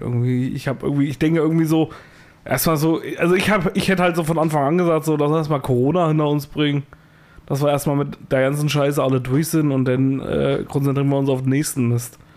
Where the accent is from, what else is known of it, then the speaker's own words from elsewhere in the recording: Thuringia, Germany; Bei uns in Thüringen